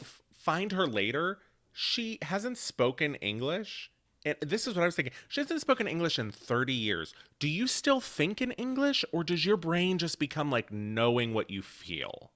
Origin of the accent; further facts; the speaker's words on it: Mount Pleasant, Pennsylvania, United States; Mount Pleasant, Pennsylvania